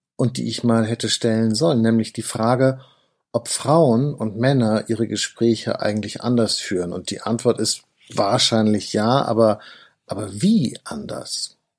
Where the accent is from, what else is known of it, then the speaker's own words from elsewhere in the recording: Northern Germany, Germany; ich komme ja aus Norddeutschland